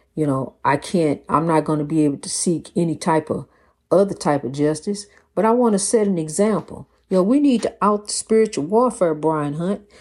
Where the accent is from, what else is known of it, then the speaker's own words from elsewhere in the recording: East St. Louis, Illinois, United States; my hometown of East Saint Louis, Washington Park